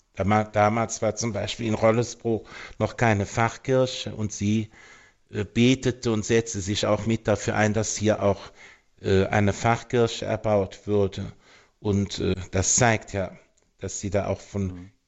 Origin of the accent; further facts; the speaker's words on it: Kalmuth, North Rhine-Westphalia, Germany; also born or lived in Simmerath; ich stamme auch hier aus der Eifel, aus einem ganz kleinen